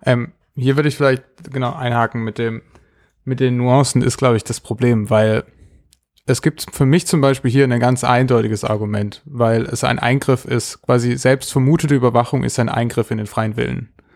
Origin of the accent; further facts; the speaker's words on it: Germany; Als Deutsche